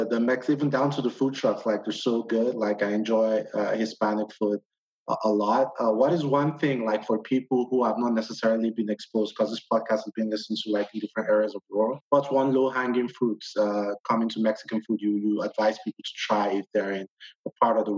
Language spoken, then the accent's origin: English; Nigeria; moved away; being from the other side of the world, West Africa, Nigeria